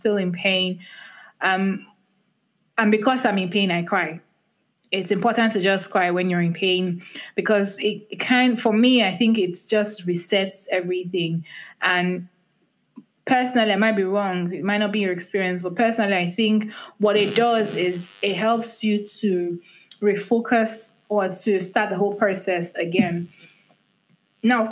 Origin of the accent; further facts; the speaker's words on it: Nigeria; being a Nigerian